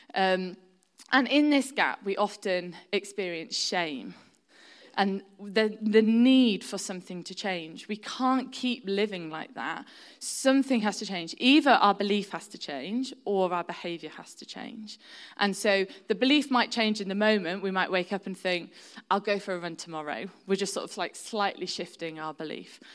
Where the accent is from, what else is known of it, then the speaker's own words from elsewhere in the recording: Shropshire, West Midlands, United Kingdom; now in York, United Kingdom; I've lived in York for, um, over twenty years now, but I'm originally from Shropshire, which is right on the border of North Wales